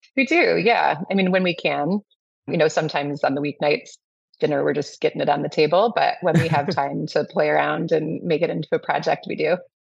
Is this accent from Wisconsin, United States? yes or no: yes; Madison, Wisconsin, United States; I grew up here in Madison